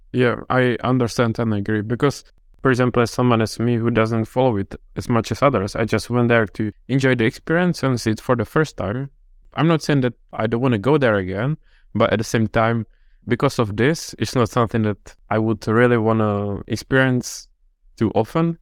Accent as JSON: {"language": "English", "country": "Czechia", "moved": "yes", "said": "I'm from the Czech Republic"}